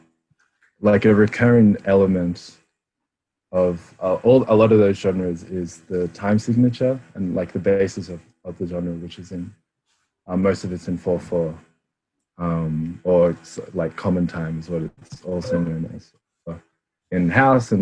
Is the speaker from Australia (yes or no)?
yes; Canberra, Australian Capital Territory, Australia; being a Filipino Australian, I grew up in Canberra